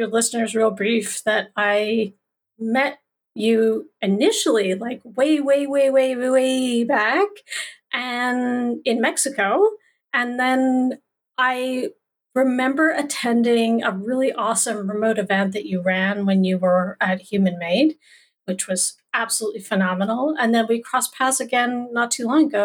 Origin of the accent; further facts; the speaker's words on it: Canada; I am one Canadian